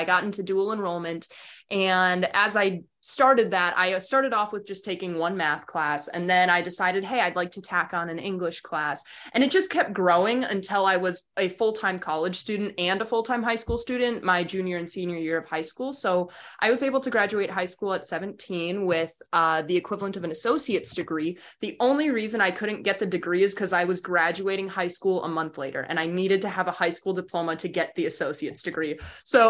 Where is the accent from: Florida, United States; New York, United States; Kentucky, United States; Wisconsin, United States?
Wisconsin, United States; Wausau; I grew up in Wausau, was born and raised there, and that's central Wisconsin